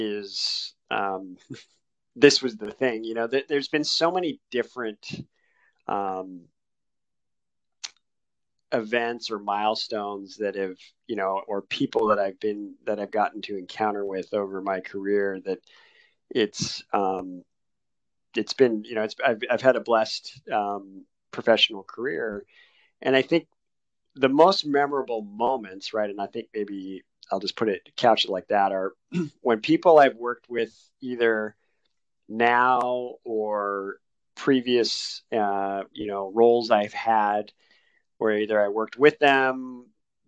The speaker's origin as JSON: {"language": "English", "town": "Newport Beach", "region": "California", "country": "United States", "tie": "born or raised there", "said": "I grew up, I jokingly say, on the mean streets of Newport Beach, California, which is a coastal community down in Southern California"}